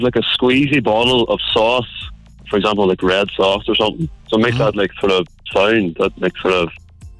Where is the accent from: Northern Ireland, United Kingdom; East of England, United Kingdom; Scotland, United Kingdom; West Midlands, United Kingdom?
Northern Ireland, United Kingdom; County Derry; moved away as an adult; now in Cork, Ireland; I'm from County Derry.